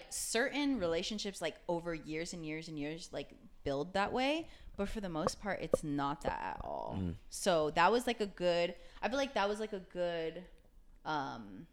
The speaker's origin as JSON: {"language": "English", "town": "Chula Vista", "region": "California", "country": "United States", "tie": "born or raised there", "also_born_or_lived": "Japan / Fullerton", "said": "I lived in San Diego until I was like 17"}